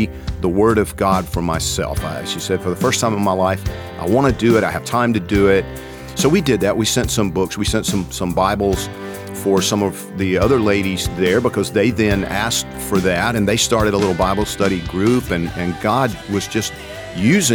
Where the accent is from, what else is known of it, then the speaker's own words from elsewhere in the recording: Georgia, United States; I'm from Georgia